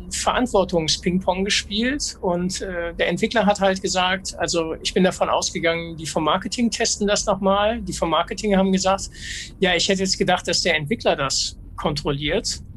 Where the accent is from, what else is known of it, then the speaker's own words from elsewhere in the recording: Duisburg, North Rhine-Westphalia, Germany; ich komme aus Duisburg